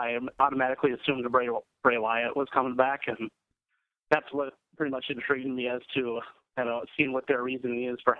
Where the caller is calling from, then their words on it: Duluth, Minnesota, United States; I'm from Duluth, Minnesota.